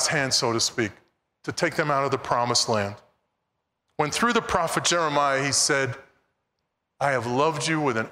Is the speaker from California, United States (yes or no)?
no; New York City, New York, United States; growing up in Brooklyn, New York, there were really only two religions that were there